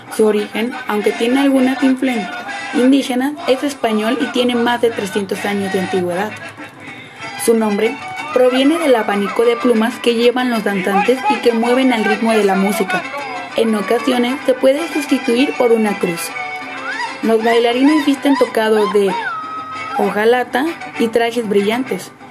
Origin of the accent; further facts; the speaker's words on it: Guadalajara, Jalisco, Mexico; soy y orgullosamente tapatía de Guadalajara, Jalisco